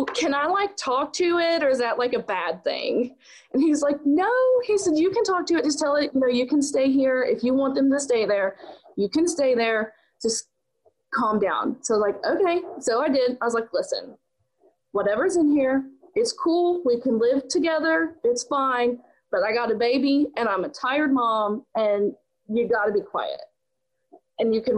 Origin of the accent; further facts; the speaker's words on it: West Virginia, United States; also born or lived in Pennsylvania; I'm actually originally from West Virginia